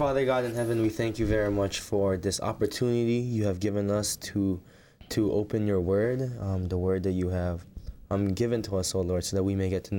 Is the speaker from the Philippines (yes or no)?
yes; Philippines; now in New Jersey, United States; I am Filipino by descent. I grew up in the Philippines, but I am currently living in New Jersey